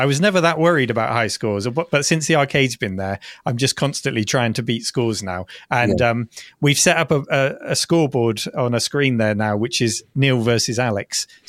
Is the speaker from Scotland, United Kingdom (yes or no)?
no; South West England, United Kingdom; So I grew up in Dorset near Weymouth. So Weymouth Seafront was where I did most of my arcade gaming.